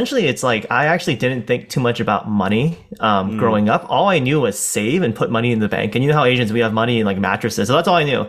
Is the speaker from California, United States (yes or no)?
yes; San Francisco, California, United States; we born and raised in San Francisco, and we've been here quite a while